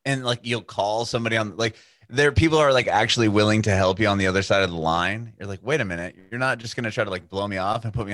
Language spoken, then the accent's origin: English; San Diego, California, United States; moved away as an adult; now in Franklin, United States; growing up in San Diego, it's like both your parents have to work